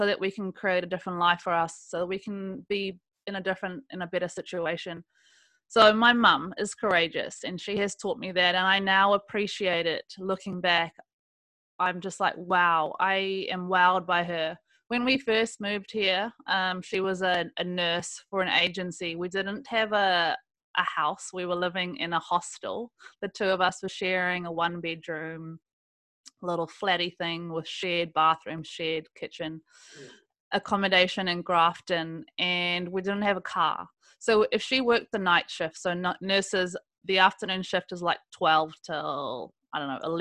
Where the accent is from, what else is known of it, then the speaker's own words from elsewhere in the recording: South Africa; now in New Zealand; I was born in South Africa